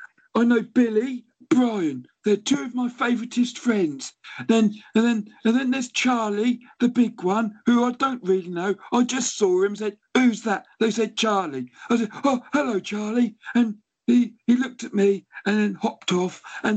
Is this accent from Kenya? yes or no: yes; Kenya; now in United Kingdom; I'm actually an English elephant because I got my dual citizenship, but I'm originally from Kenya.